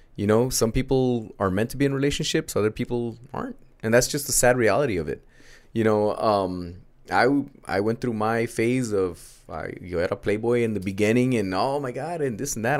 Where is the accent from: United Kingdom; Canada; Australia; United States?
United States; first language Spanish; English is a second language; a young teenage American D J